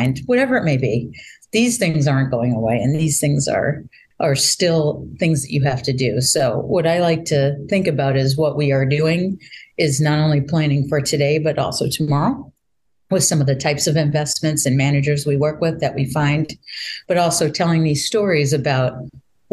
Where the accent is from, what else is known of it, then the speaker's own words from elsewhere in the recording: Boston, Massachusetts, United States; moved away as an adult; also born or lived in Baltimore, Maryland; I'm actually a Bostonian and Massachusetts person for a very long time